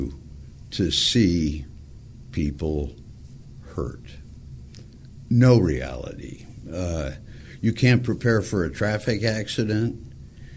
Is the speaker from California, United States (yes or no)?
yes; Montebello, California, United States; I grew up in Montebello, California, went to a Catholic school for 8 years